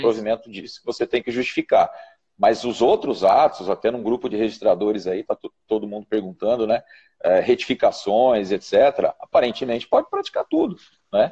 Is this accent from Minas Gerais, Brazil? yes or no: no; Ribeirão Preto, São Paulo, Brazil; lá de Ribeirão Preto, minha terra querida